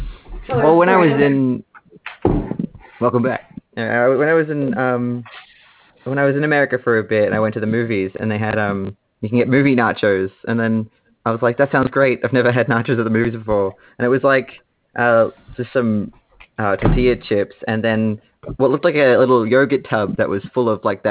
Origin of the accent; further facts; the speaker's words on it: Australia; I'm I'm Australian, and Sharky is as well.